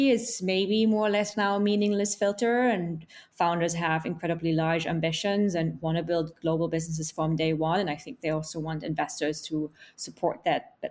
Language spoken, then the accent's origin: English; Germany; now in London, United Kingdom; I'm from Germany originally